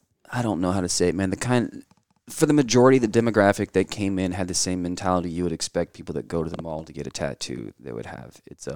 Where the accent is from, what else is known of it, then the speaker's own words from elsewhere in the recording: Illinois, United States; moved away; Originally in Illinois. We kind of moved around a whole lot.